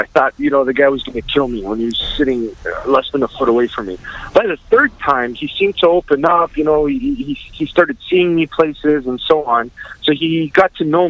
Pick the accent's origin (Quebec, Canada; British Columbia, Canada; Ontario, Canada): Ontario, Canada; London; London, Ontario, my hometown